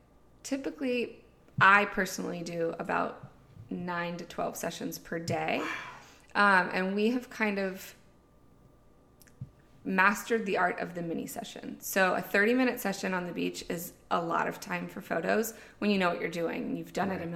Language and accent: English; Pittsburgh, Pennsylvania, United States; moved away as an adult; now in Outer Banks, United States; My husband and I, Jason, we were born and raised in Pittsburgh, high school sweethearts